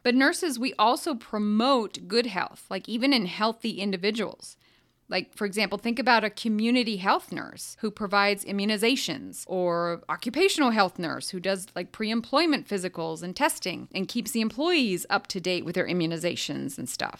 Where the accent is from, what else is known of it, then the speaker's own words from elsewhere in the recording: United States; I, I grew up in America and I'm English speaking